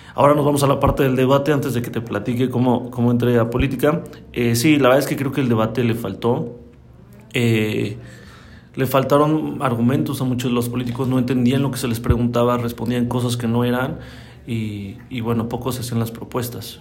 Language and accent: Spanish; Celaya, Guanajuato, Mexico; also born or lived in Mexico City; yo nací en la Ciudad de México, pero yo llegué a Celaya aquí a los seis años